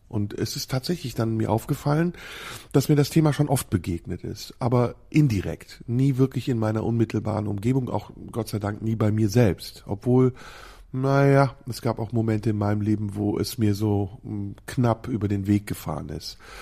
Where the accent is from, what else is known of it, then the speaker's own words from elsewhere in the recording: Neuss, North Rhine-Westphalia, Germany; in meiner Heimatstadt Neuss